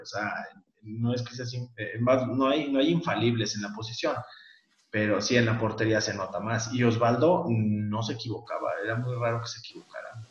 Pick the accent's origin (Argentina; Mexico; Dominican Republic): Mexico; Aguascalientes; yo que soy de Aguascalientes